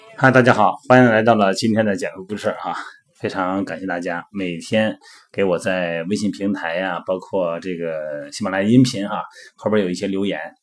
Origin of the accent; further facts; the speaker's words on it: Shandong, China; 我们老家山东的嘛，我们就比较喜欢吃土豆啊